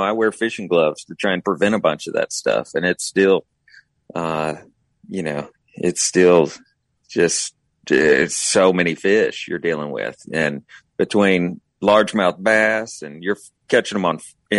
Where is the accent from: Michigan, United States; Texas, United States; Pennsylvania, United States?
Texas, United States; I'm a Texan